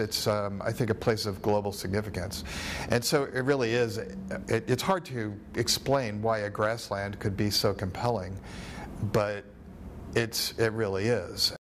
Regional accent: East Coast, United States; moved away as an adult; also born or lived in New York / Florida; now in Nebraska, United States; I'm from the East Coast. I grew up in New York and in Florida, and I spent a lot of my my youth um, on the beach.

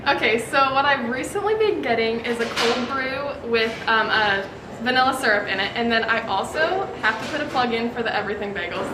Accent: Grand Island, Nebraska, United States; I'm from Grand Island, Nebraska.

